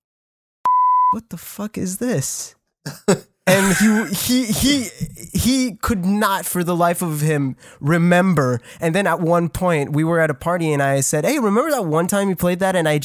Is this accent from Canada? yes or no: yes; Canada; I'm French. I'm Canadian